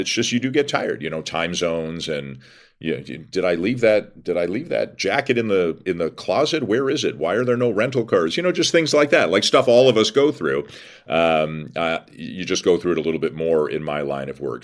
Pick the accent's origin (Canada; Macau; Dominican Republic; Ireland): Canada; Toronto, Ontario; I'm born and raised in Toronto, have lived there my whole life, other than I went to Western